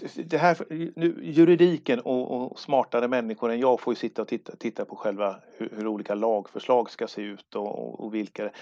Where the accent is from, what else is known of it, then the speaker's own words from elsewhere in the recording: Sweden; also born or lived in Gothenburg; jag är född i Sverige